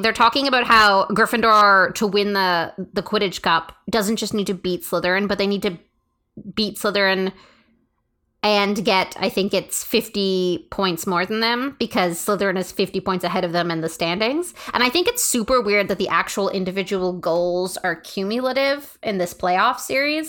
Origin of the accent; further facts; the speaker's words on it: Canada; we're Canadian